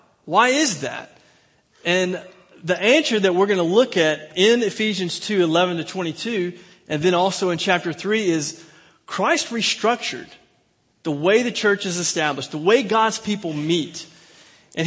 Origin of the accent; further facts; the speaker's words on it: Mayberry Country, North Carolina, United States; now in Plano, United States; I am from Mayberry Country